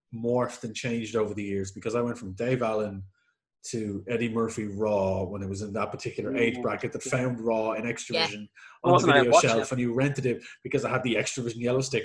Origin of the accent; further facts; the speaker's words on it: Ireland; being an Irish man who grew up in the 80s